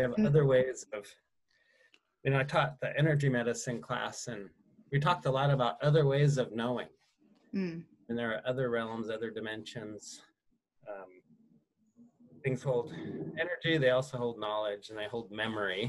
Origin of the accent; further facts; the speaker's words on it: Fort Peck Indian Reservation, northeastern Montana, United States; I grew up on the Fort Peck Indian Reservation in northeastern Montana